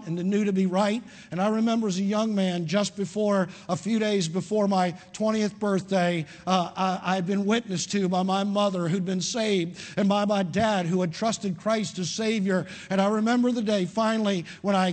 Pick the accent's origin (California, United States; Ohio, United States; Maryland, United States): Maryland, United States; Parkville; I was raised in outside of Baltimore, Maryland, in Parkville, in an Italian community, in an Italian American family